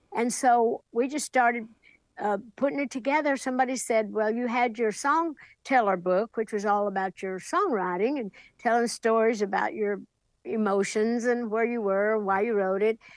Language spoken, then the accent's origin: English; Sevier County, Tennessee, United States; back home in Sevier County, Tennessee, my hometown